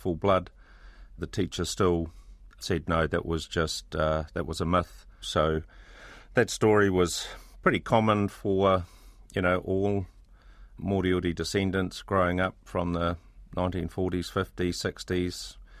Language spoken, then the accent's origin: English; Temuka, Canterbury, New Zealand; I grew up in Te Umu Kaha, or Tamuka as it's now known, about 100 miles south of Christchurch.